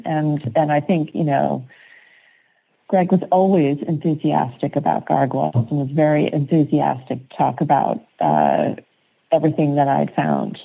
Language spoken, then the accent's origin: English; East Coast, United States; now in West Coast, United States; I'm from the East Coast